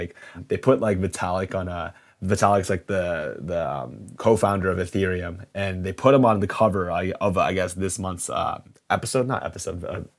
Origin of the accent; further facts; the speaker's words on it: Canada; Like, part of our culture is being Canadian and being proud about it